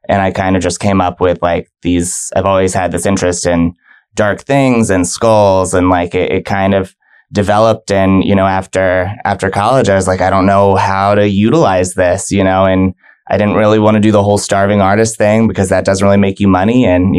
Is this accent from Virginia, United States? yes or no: yes; Virginia Beach, Virginia, United States; now in Tampa, United States; So I was up there for about 15 years. Okay. My dad was in the military, so we moved around a lot.